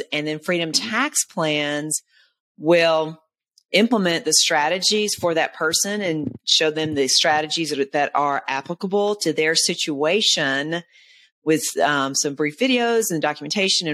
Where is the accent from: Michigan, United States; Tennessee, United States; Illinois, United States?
Tennessee, United States; Nashville; it was in Nashville, Tennessee, if you can't tell by my accent